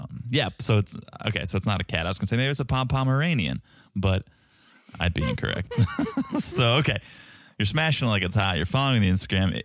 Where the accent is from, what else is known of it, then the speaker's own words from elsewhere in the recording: Boston, Massachusetts, United States; accent: Boston; my Boston accent